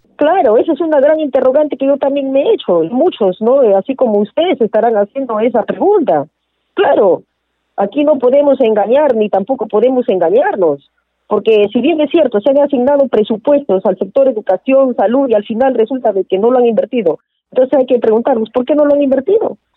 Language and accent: Spanish; Peru; nosotros como peruanos, que somos peruanos